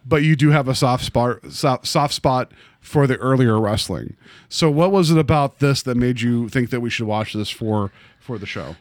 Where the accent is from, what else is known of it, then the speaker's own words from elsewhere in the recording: West Virginia, United States; moved away; I grew up in West Virginia